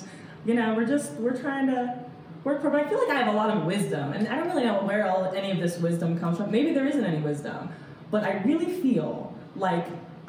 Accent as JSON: {"language": "English", "town": "Fredericksburg", "region": "Virginia", "country": "United States", "tie": "born or raised there", "also_born_or_lived": "Roanoke, Virginia", "moved": "as an adult", "lives_now": "West Virginia, United States", "said": "I was born and raised in Fredericksburg, Virginia"}